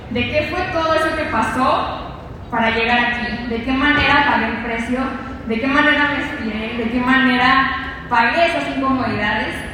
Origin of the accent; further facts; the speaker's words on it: Sinaloa, Mexico; moved away; soy de Sinaloa y probablemente algunos de ustedes estarán preguntando, ¿qué hace ella aquí? ¿Cómo decidió salir de donde vivió?